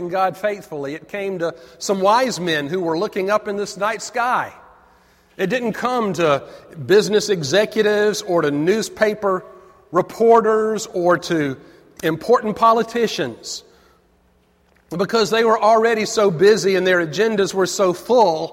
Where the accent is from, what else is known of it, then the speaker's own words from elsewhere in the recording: Avondale Estates, Georgia, United States; I grew up in Avondale, outside of Decatur, is right in the middle of Avondale Estates.